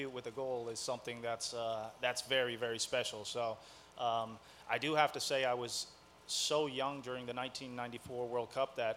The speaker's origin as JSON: {"language": "English", "country": "Netherlands", "tie": "born or raised there", "moved": "yes", "lives_now": "United States", "said": "I was born in Holland"}